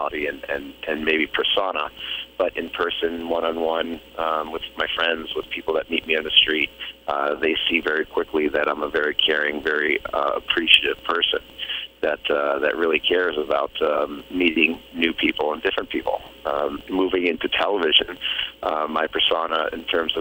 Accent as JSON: {"language": "English", "town": "Boston", "region": "Massachusetts", "country": "United States", "tie": "born or raised there", "said": "growing up in Boston"}